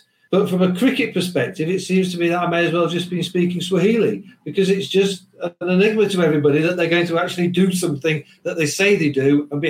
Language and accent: English; Yorkshire and the Humber, United Kingdom; being a Yorkshireman